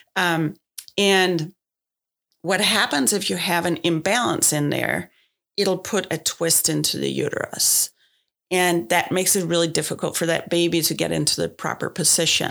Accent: Denmark; moved away as an adult; now in United States; I grew up in Denmark

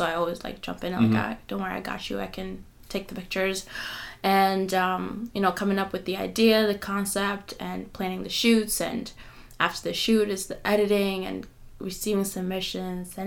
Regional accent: Kenya; being a Kenyan is not very common for your parents to support you if you're not a nurse or a doctor

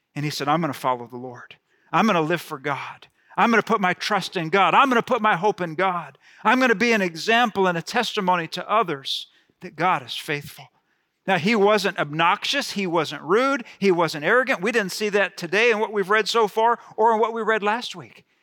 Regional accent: Gulf Coast, United States; I grew up on the Gulf Coast

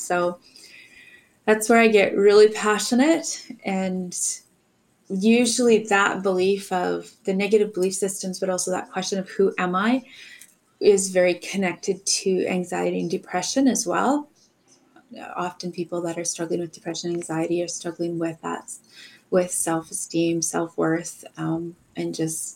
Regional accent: Alberta, Canada; also grew up in Alberta

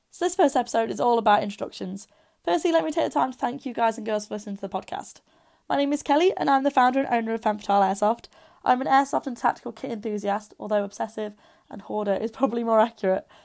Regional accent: Derby, East Midlands, United Kingdom; my hometown of Derby

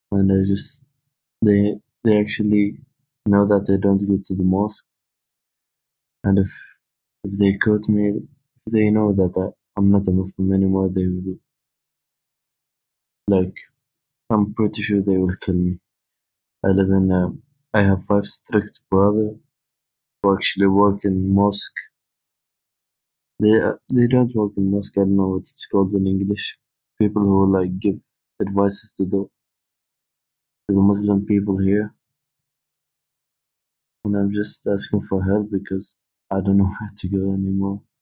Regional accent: Muscat, Oman; English is a second language; I'm from Sultanate Oman. Actually, uh, to be more specific, I'm from Muscat.

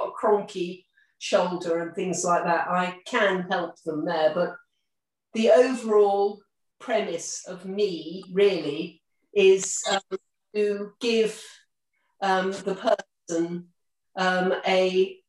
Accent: Martock, South West England, United Kingdom; also born or lived in Buckinghamshire; aged one, I went to Martock. So I'm a local girl, really.

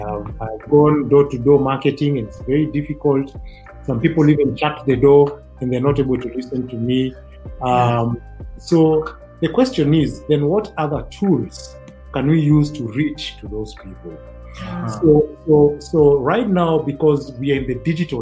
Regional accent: Kajiado County, Kenya; I come from Kajiado County.

